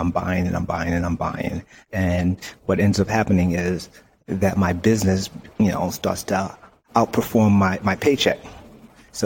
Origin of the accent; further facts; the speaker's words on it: New York City, New York, United States; I'm from Brooklyn, you know, the ungentrified part of Brooklyn